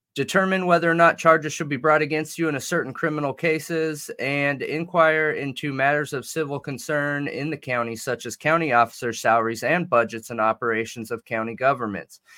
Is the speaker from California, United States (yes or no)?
yes; Southern California, United States; I'm from Southern California.